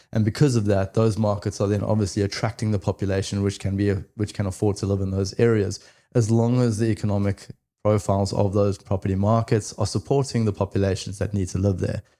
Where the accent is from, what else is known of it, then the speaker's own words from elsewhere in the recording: South Africa; now in Australia; I am originally from South Africa, came over to Australia in two thousand and eight